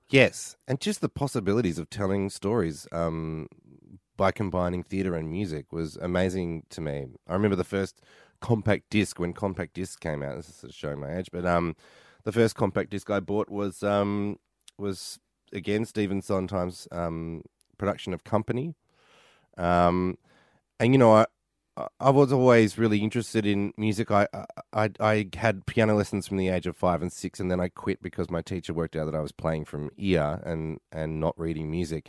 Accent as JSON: {"language": "English", "town": "Mentone", "region": "Victoria", "country": "Australia", "tie": "born or raised there", "moved": "as an adult", "lives_now": "New York, United States", "said": "I grew up in Mentone"}